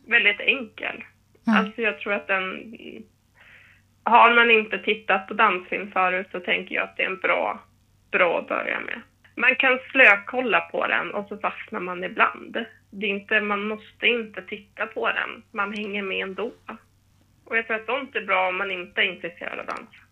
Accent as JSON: {"language": "Swedish", "town": "Härnösand", "region": "Västernorrland County", "country": "Sweden", "tie": "born or raised there", "moved": "yes", "lives_now": "Stockholm, Sweden", "said": "Sen har jag ju dansat lite hemma i min hemstad i Härnösand"}